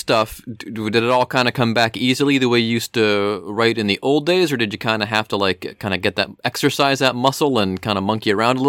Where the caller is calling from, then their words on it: Cincinnati, Ohio, United States; I am actually from calling you from Cincinnati, Ohio.